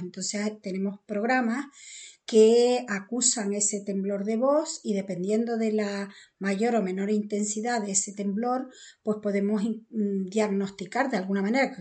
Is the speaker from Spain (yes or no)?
yes; Canary Islands, Spain; accent: Canarian; yo soy canaria